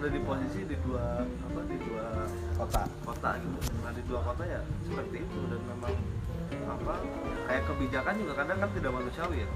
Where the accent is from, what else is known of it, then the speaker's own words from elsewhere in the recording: Java, Indonesia; meskipun saya sendiri orang Jawa ya iya. sebenarnya tapi dengar orang ngobrol Jawa tuh kadang menggelitik aja gitu